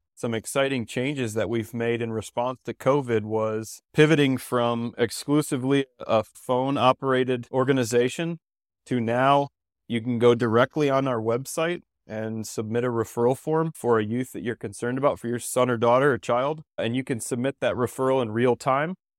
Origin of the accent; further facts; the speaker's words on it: Ohio, United States; moved away as an adult; also born or lived in Belize; now in Denver, United States; I'm originally from Ohio